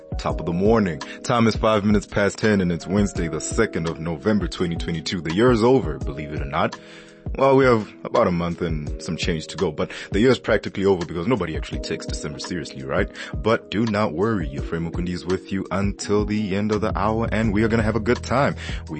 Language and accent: English; South Africa; As a South African